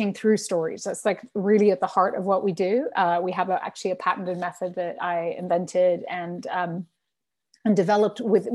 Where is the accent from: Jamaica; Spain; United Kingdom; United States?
Spain; I grew up in Spain. My family's from Venezuela